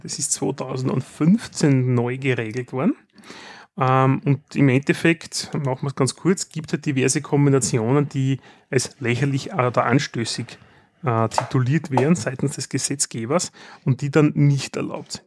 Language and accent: German; Austria; wir sind Österreicher